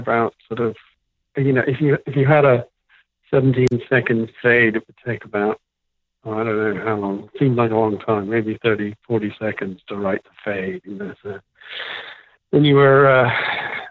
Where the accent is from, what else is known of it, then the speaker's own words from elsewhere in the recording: England, United Kingdom; moved away as an adult; also born or lived in San Francisco; now in Los Angeles, United States; went back to England.